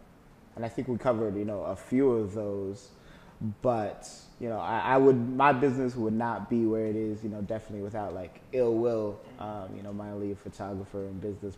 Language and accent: English; Kenya; born there; Yeah, so I was born in Kenya, Africa, believe it or not.